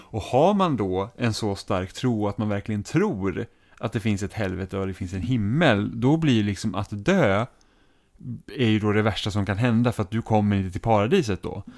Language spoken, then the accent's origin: Swedish; Roslagen, near Knutby, Uppsala County, Sweden; moved away; also born or lived in Enköping, Sweden; Så jag är liksom uppvuxen i, i de krokarna helt enkelt